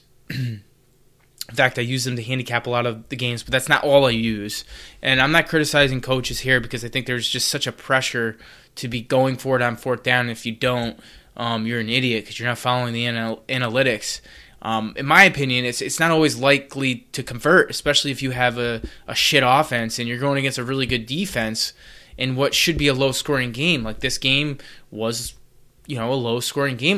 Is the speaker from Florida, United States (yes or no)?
no; Connecticut, United States; UConn, uh, my home state